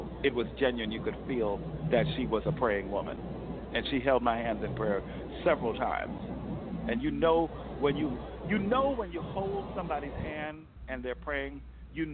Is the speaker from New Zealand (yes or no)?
no; New Jersey, United States; growing up in New Jersey, not far from Newark